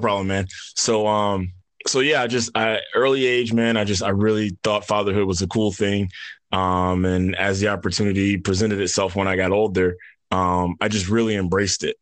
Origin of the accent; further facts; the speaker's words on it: New York, United States; moved away as an adult; now in Atlanta, United States; originally grew up in New York